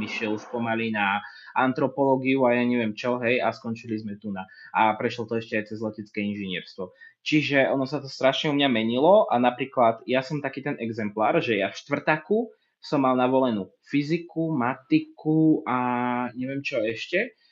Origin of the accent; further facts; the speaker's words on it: Martin, Žilina Region, Slovakia; moved away as an adult; now in Žilina, Slovakia; ja som z Martina, ja som chcel ísť akože čo najďalej, hej, ja som čo som v Žiline